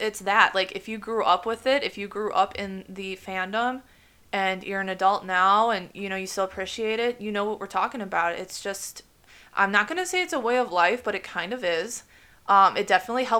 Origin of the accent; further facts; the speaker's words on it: United States; as an American